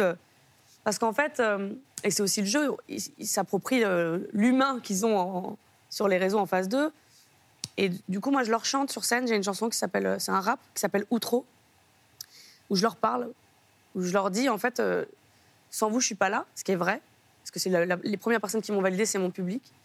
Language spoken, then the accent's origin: French; France; je habite en France, hein, je suis française